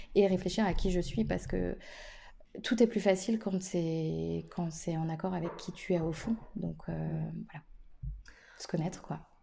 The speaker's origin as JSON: {"language": "French", "town": "Nantes", "region": "Pays de la Loire", "country": "France", "said": "en tant que Nantais"}